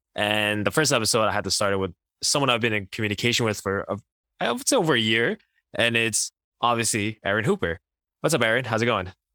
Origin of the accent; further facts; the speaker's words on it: Quebec, Canada; growing up in Quebec